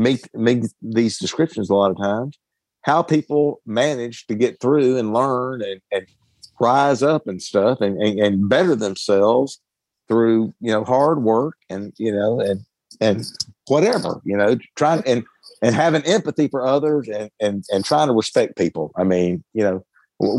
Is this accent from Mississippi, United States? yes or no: yes; Mississippi, United States; I grew up in Mississippi and stuff, which, we weren't rich or anything. We were probably lower middle class